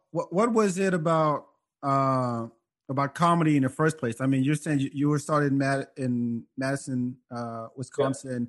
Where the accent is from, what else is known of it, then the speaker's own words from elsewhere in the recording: France; now in United States; growing up in France